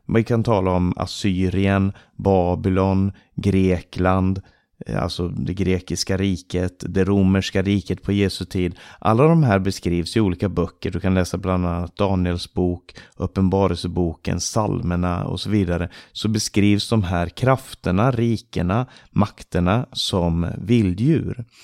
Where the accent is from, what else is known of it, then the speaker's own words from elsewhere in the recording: Stockholm, Stockholm County, Sweden; now in Romania; Jag växte upp i Maranataförsamlingen i Stockholm